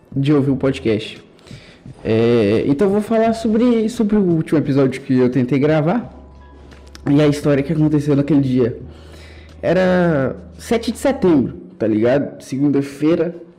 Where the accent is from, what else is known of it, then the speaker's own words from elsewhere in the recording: Brazil; Eu gosto de ser brasileiro, eu tenho orgulho